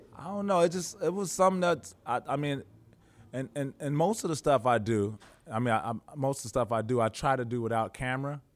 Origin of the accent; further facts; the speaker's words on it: Chicago, Illinois, United States; moved away as an adult; also born or lived in Russia / Houston / Los Angeles; I am a kid from Chicago